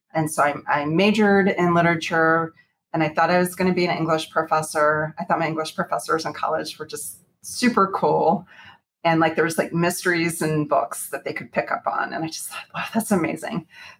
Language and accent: English; Houston, Texas, United States; also born or lived in Arlington, Texas / Fort Worth, Texas; So I grew up in Texas, in Houston, Texas, for the most part, although I did go to college at Texas Christian University in Fort Worth. So I grew up in Houston, and then a little bit in Arlington, and then Fort Worth.